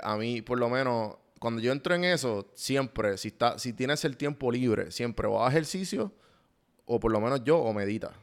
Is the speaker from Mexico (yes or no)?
no; Puerto Rico; now in Atlanta, United States; yo quiero volver a Puerto Rico